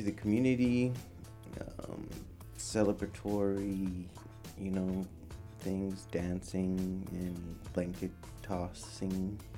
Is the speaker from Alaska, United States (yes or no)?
yes; Point Hope, Alaska, United States; moved away; also born or lived in Anchorage, Alaska; Hence Point Hope. Makes sense, I guess. But yeah, it's my hometown where I was raised a little bit growing up, and where my mom was raised. And they still practice traditional subsistence hunting there.